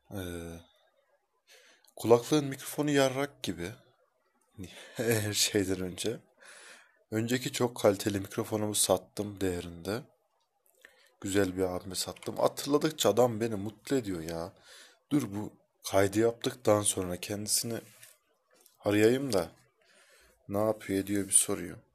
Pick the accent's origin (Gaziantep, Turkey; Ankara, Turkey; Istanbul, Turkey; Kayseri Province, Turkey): Kayseri Province, Turkey; Kayseri; Kayserliyim. Ruhum Helsinkili ama Kayseri'ye hapsolmuş bedenim. İlginçtir ki çıkamıyorum da.